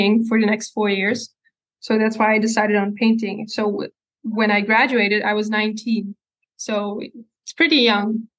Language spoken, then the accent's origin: English; Breda, North Brabant, Netherlands; From Breda, so there's like the city in the like south of the Netherlands, close to the Belgium border. I've mm-hmm. lived there all my life